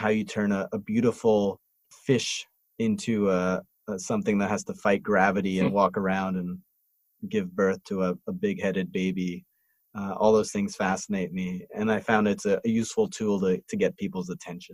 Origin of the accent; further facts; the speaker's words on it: New York City, New York, United States; moved away; also born or lived in Montreal; I grew up in New York City